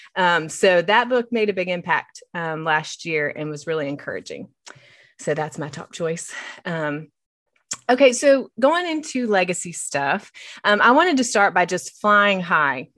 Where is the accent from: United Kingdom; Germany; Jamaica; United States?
United States; West Virginia; moved away as an adult; now in Knoxville, United States; I hail from West Virginia, but I've lived in Knoxville for thirteen years